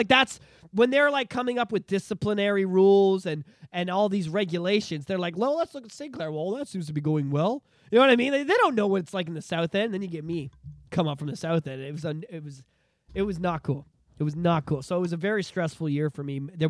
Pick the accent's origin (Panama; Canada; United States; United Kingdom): Canada; Oshawa, Ontario; This was the year that, like, I grew up in Oshawa and I loved it and I was very attached to it, you know, and it was, it molds you, you know?